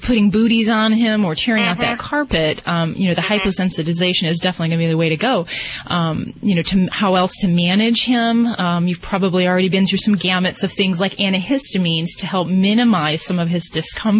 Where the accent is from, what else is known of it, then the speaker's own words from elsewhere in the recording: Indiana, United States; I'm from Indiana myself, so yeah, shout out.